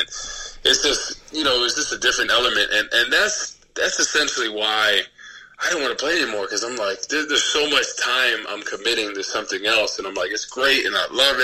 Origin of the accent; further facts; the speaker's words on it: New Jersey, United States; now in St. Louis area, United States; I'm from Jersey